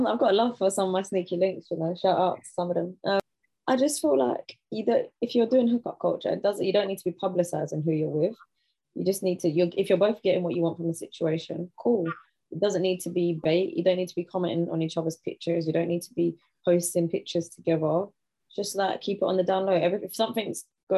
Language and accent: English; London, United Kingdom; I'm from Southeast London